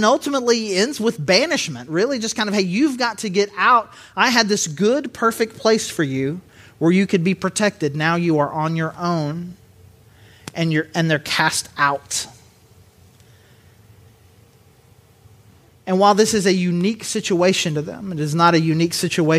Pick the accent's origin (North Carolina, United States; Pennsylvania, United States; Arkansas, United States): Arkansas, United States; Southern; accent: Southern; I grew up in Southern Arkansas, but I don't think of myself as a dude with a really rich Southern accent until the word naked comes into play